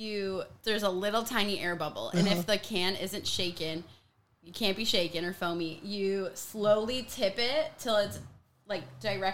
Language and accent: English; Buffalo, New York, United States; moved away as an adult; now in San Diego, United States; I'm from Buffalo, New York.